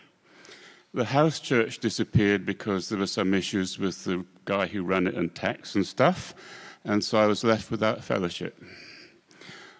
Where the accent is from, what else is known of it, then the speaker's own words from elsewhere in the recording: Scotland, United Kingdom; I'm a Scotsman